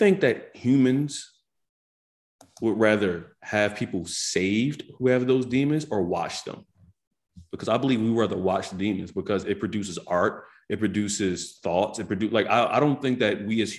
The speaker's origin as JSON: {"language": "English", "town": "Philadelphia", "region": "Pennsylvania", "country": "United States", "said": "we as Philadelphians"}